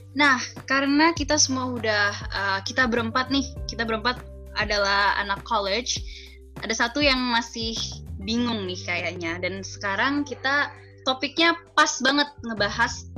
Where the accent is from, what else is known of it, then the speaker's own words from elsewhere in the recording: Jakarta, Indonesia; moved away as an adult; now in Depok, Indonesia; Gue asalnya dari Jakarta dan gue sekarang lagi menetap di Depok untuk kuliah